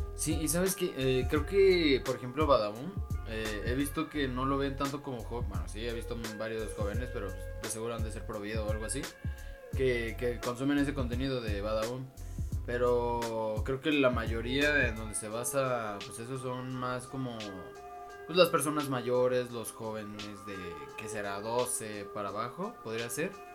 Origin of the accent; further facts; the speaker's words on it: State of Mexico, Mexico; por mi pueblo, en el Estado de México